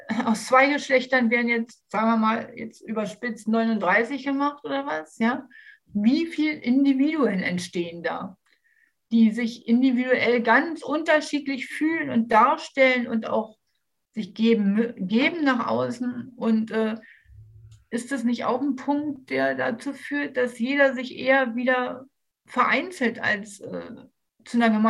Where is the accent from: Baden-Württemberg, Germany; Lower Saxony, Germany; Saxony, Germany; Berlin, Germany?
Berlin, Germany; ich komme ja aus Berlin